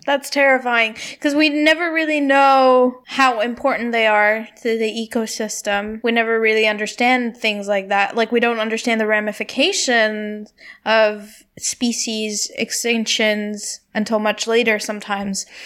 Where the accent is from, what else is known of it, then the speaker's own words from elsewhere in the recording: India; my hometown in India.